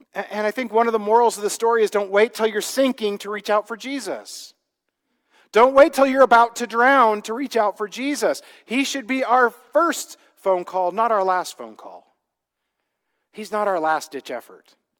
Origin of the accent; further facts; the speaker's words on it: Midwest, United States; I grew up in the Midwest